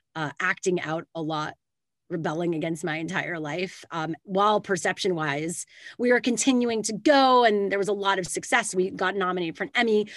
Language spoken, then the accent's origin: English; Canada; now in California, United States; I live in California now, but I am Canadian.